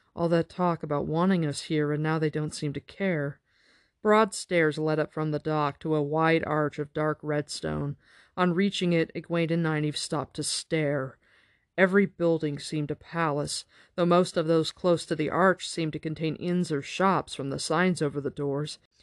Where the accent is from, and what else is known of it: United States